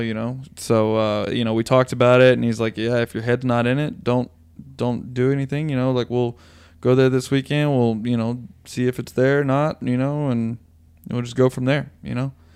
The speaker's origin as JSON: {"language": "English", "region": "Tennessee", "country": "United States", "tie": "born or raised there", "said": "this fat Tennessee kid"}